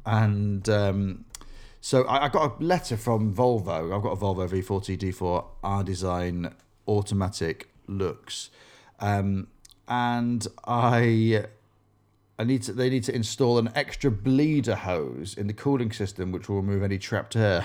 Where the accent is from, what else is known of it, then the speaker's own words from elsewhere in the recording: Grimsby, Yorkshire and the Humber, United Kingdom; growing up in Grimsby